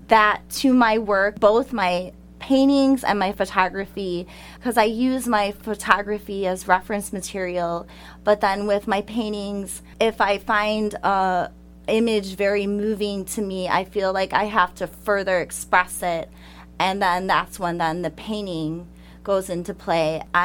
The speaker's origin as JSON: {"language": "English", "town": "Palos Park", "region": "Illinois", "country": "United States", "tie": "born or raised there", "said": "I'm originally from the Chicagoland suburbs."}